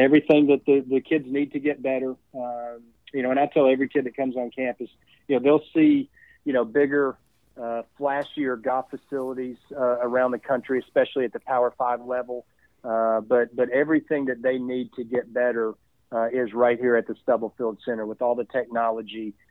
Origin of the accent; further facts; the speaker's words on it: East Tennessee, United States; moved away as an adult; now in Charlotte, United States; me growing up in East Tennessee